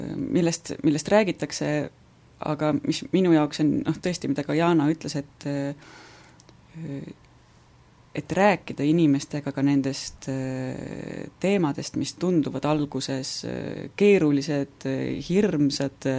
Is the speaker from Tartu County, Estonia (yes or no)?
no; Võru, Võru County, Estonia; now in Viljandi, Estonia; ma olen ise Võrust pärit